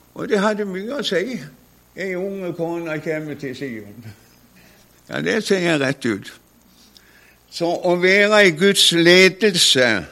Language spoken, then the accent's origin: Norwegian; Konsmo, Agder, Norway; hadde min bror som også var hjemme på Konsmo